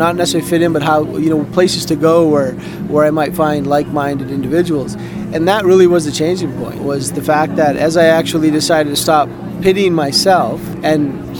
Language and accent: English; British Columbia, Canada; moved away as an adult; also born or lived in Victoria; now in Edmonton, Canada; since I've been in Alberta. So almost half my life I've been here, even though I was born and raised in British Columbia